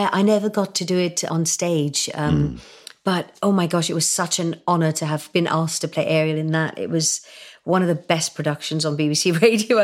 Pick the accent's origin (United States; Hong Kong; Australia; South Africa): Hong Kong; moved away as an adult; also born or lived in India; now in United Kingdom; my teenage years growing up in Hong Kong